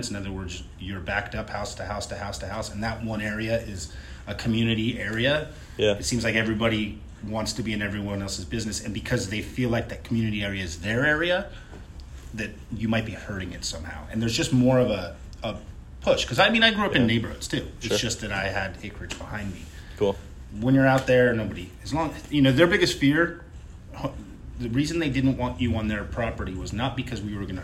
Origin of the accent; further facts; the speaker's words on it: Sonoma, California, United States; from Sonoma. Sonoma, okay. So that's Northern California. It's about twenty uh, ish miles north of, of, San Francisco.